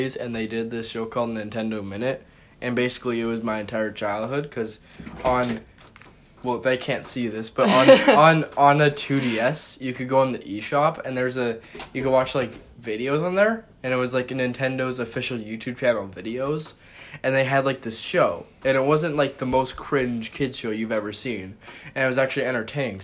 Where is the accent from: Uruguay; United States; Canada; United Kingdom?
Canada; I'm Canadian